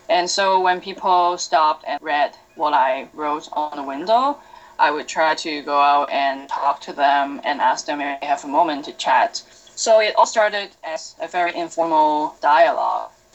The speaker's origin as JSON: {"language": "English", "country": "Hong Kong", "also_born_or_lived": "Holland", "moved": "as an adult", "lives_now": "Toronto, Canada", "said": "I'm from Hong Kong. I'm Chinese, and I came to Toronto two years ago."}